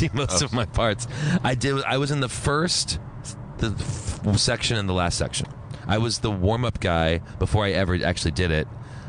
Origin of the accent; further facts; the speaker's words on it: Princeton, New Jersey, United States; moved away as an adult; also born or lived in New York; We're from Jersey, from Princeton. That's where we were from.